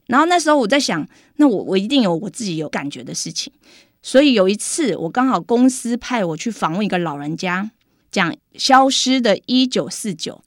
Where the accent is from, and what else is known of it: Taixi, Yunlin County, Taiwan; born or raised there; accent: Taiwanese Mandarin